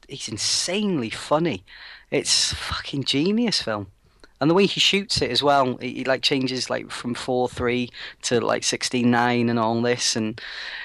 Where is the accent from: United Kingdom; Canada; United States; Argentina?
United Kingdom; as a British person